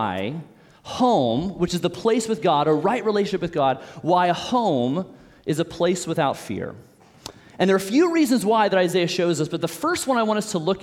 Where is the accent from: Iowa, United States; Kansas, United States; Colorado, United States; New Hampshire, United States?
Kansas, United States; Olathe; moved away as an adult; I'm an O-Town original, which means I grew up here in Olathe. I'm born and raised here